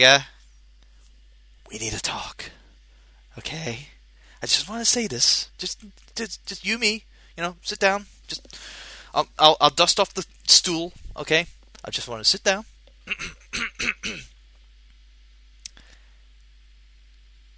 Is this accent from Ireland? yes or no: no; Scotland, United Kingdom; I'm a Scottish bastard